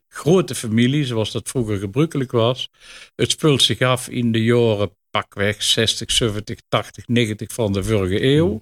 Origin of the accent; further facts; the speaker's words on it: Netherlands; Oelderen, waar ik vandaan kom